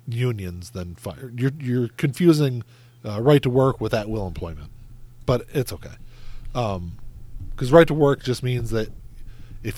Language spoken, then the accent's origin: English; United States